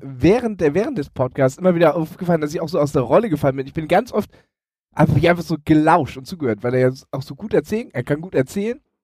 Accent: Elmshorn, Schleswig-Holstein, Germany; als ich äh, Pizza ausgefahren habe in Elmshorn, also in meiner Heimatstadt

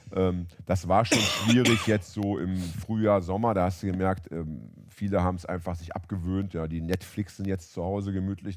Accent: Hamburg, Germany; in meiner Heimatstadt Hamburg

